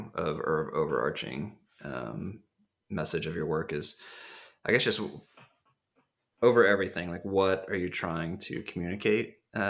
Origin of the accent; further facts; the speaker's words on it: Missouri, United States; I was from Missouri, so I wasn't near the water.